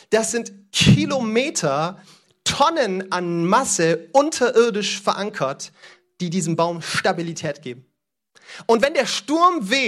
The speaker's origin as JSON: {"language": "German", "region": "East", "country": "Cameroon", "tie": "born there", "said": "Ich liebe Kamerun, das ist das Land, in dem ich geboren bin."}